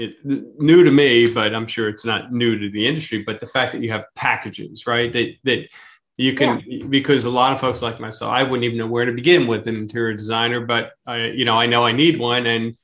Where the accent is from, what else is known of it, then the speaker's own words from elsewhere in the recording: Pennsylvania, United States; And you know, when we come from Pennsylvania and space is a premium down here, right?